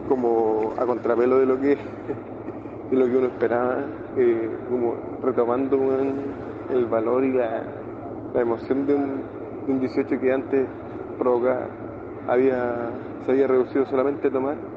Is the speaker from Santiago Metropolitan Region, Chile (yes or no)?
no; Valparaíso, Chile; yo soy de Valpo